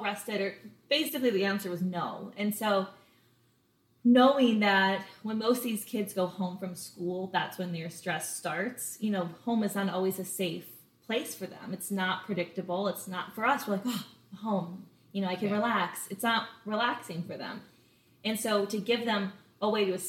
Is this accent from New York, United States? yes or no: no; Los Angeles, California, United States; moved away as an adult; also born or lived in Boulder, Colorado; now in Charleston, United States; I'm from LA, California. I always like to say I'm a real live Valley girl. You don't ever meet a native California LA person, let alone from the actual Valley.